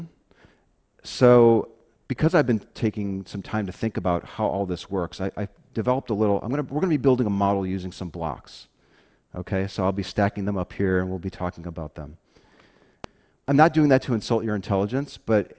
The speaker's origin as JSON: {"language": "English", "town": "Chicago", "region": "Illinois", "country": "United States", "tie": "born or raised there", "moved": "yes", "said": "I'm originally from the Chicago area. I grew up on the South Side, Catholic Italian neighborhood"}